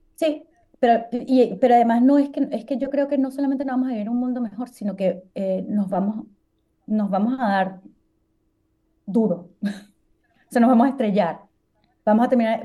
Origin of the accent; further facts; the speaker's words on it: Venezuela; yo como soy venezolana